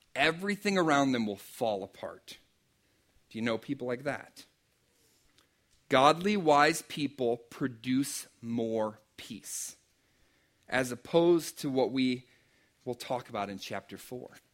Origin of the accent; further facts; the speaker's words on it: Pennsylvania, United States; I'm from Pennsylvania